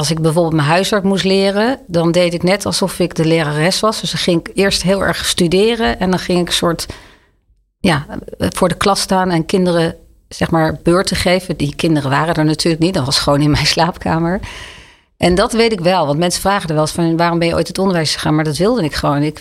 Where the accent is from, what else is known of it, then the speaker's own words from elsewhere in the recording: Leiden, South Holland, Netherlands; moved away as an adult; also born or lived in Oegstgeest; now in Amsterdam, Netherlands; In Leiden.